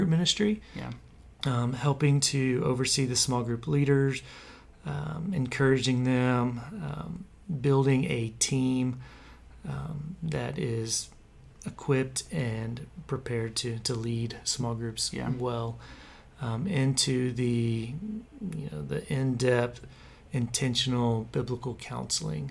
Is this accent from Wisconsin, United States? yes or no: no; Kerrville, Texas, United States; moved away; we are originally from Kerrville.